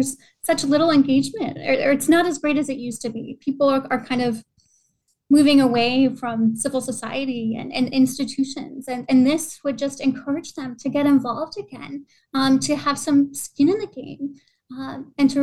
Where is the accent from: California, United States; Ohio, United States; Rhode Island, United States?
Rhode Island, United States; now in Virginia, United States; I'm from Rhode Island originally.